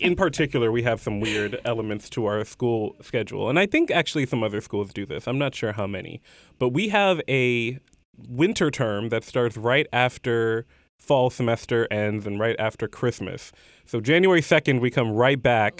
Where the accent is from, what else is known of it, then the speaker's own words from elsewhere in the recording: Houston, Texas, United States; moved away as an adult; I went back home to Houston